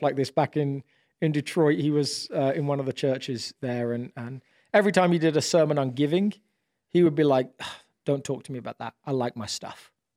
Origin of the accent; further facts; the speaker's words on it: United Kingdom; now in United States; I'm British